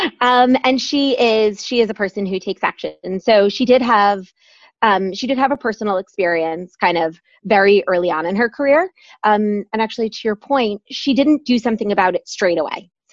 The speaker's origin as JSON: {"language": "English", "region": "New York", "country": "United States", "also_born_or_lived": "Michigan", "moved": "as an adult", "lives_now": "London, United Kingdom", "said": "I'm from New York originally."}